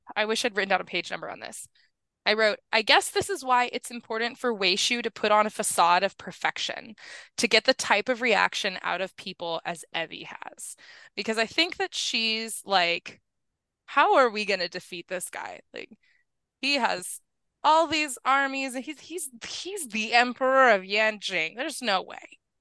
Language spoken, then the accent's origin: English; New Mexico, United States; I grew up in New Mexico where forest fires are a major